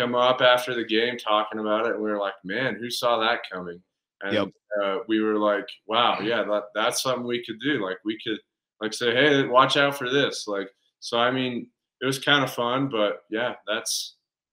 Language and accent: English; Lyman, Wyoming, United States; we're all originally from Lyman, Wyoming. So the southwest corner